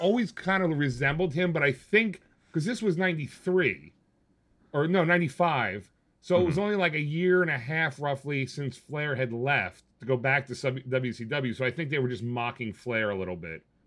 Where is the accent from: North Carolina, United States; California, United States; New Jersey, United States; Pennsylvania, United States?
New Jersey, United States; I'm in Jersey